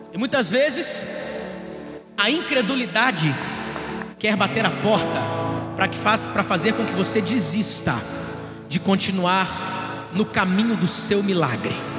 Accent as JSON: {"language": "Portuguese", "town": "Duque de Caxias", "region": "Rio de Janeiro", "country": "Brazil", "said": "Eu sou da Baixada"}